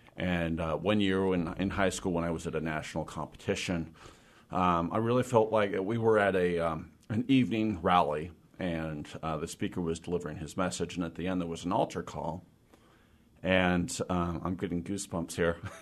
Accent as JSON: {"language": "English", "area": "Olympic Peninsula", "region": "Washington", "country": "United States", "tie": "born or raised there", "also_born_or_lived": "Port Townsend / Forks / Sequim", "moved": "as an adult", "lives_now": "Seattle, United States", "said": "I grew up on the Olymp-, Olympic Peninsula"}